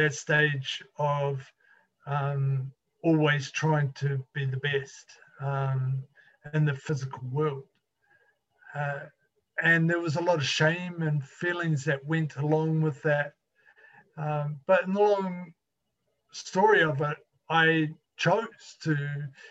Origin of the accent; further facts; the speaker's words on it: New Zealand; I'm from New Zealand, and I grew up in a little country village or area that was prominently farming